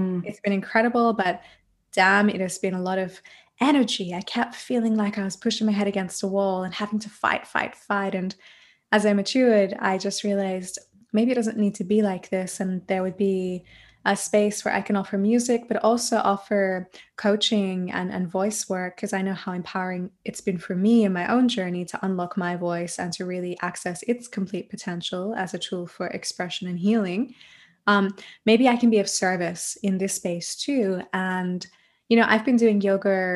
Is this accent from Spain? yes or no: no; Australia; moved away as an adult; now in Germany; I'm an Australian mantra musician, voice coach, and yoga teacher based in Germany